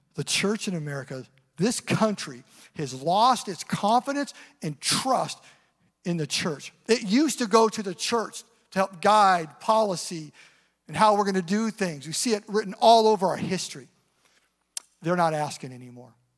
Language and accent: English; Eastern Washington, United States; now in Seattle area, United States; I grew up in Eastern Washington, up in the mountains